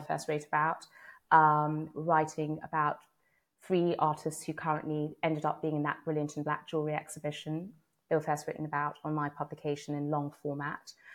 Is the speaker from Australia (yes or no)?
no; London, United Kingdom; I grew up in London